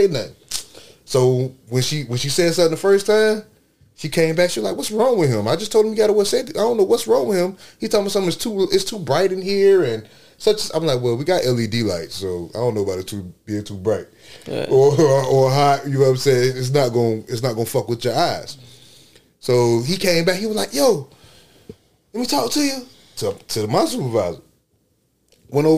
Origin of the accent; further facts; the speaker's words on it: Miami, Florida, United States; I was from Miami